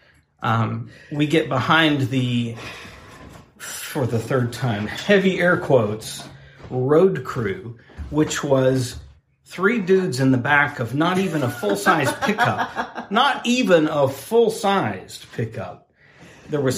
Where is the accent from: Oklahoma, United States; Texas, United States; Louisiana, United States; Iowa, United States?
Oklahoma, United States; my home state.